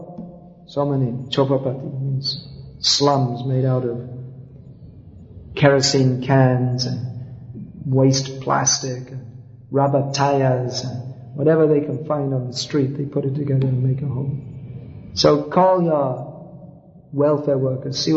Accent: United Kingdom; moved away; also born or lived in Calcutta; I was from Britain

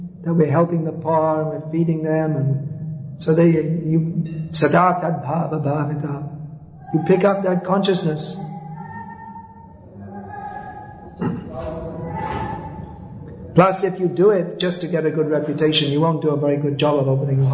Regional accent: United Kingdom; moved away; also born or lived in Calcutta; I was from Britain

